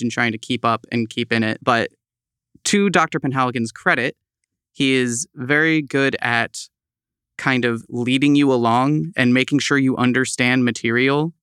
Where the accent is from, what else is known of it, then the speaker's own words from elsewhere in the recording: East Tawas, Michigan, United States; moved away as an adult; now in Saint Louis, United States; I hail from Michigan, specifically East Tawas